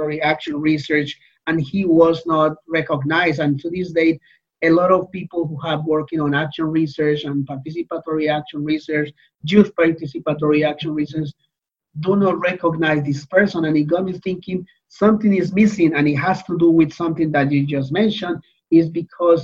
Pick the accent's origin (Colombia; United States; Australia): Colombia; moved away as an adult; now in Canada; I was born and trained in Colombia in my undergrad